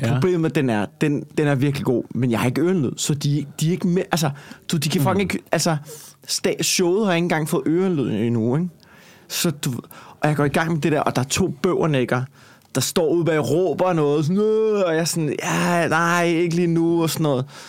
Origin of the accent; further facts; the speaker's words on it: Copenhagen, Capital Region of Denmark, Denmark; accent: Copenhagen dialect; jeg snakker københavns